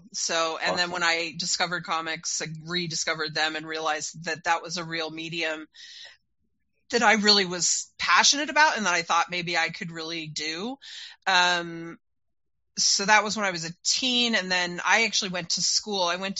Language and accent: English; Utah, United States; I was growing up in Utah at that time, which was really conservative